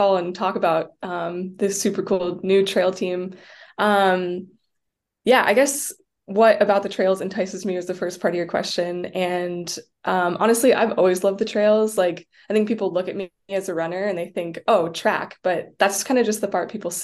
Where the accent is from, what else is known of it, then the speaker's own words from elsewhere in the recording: Jackson, Wyoming, United States; also born or lived in Washington; my hometown in Jackson